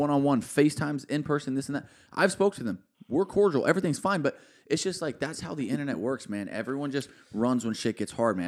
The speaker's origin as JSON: {"language": "English", "town": "Alvarado", "region": "Texas", "country": "United States", "tie": "born or raised there", "said": "I'm from a small town where you got three thousand people in my hometown, dude. Like, no one really even makes music there. Like, no one really gets out of Alvarado"}